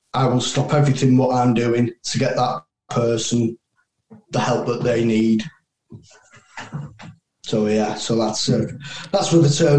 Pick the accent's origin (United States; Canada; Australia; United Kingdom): United Kingdom; as a British soldier